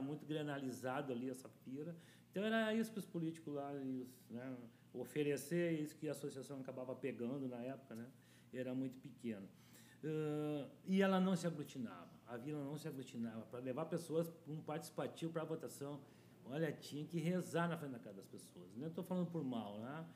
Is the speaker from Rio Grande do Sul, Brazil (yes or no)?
yes; Porto Alegre, Rio Grande do Sul, Brazil; also born or lived in Vila Safira, Porto Alegre; eu nasci na Bom Jesus e tive uma infância legal